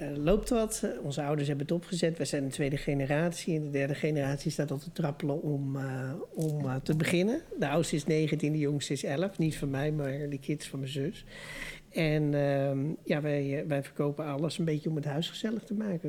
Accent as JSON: {"language": "Dutch", "town": "Amsterdam", "region": "North Holland", "country": "Netherlands", "tie": "born or raised there", "moved": "yes", "said": "ik, ben geboren en getogen Amsterdammer"}